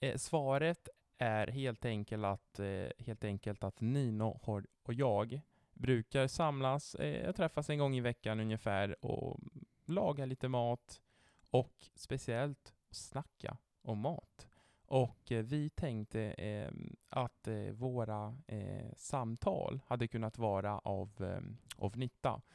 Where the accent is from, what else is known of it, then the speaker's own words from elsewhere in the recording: Italy; Swedish is a second language; moved away as an adult; now in Sweden; jag italienare och har bott sex år i Sverige